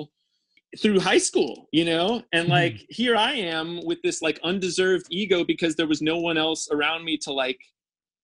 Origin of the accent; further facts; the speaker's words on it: St. Louis, Missouri, United States; moved away; I grew up in St. Louis suburbs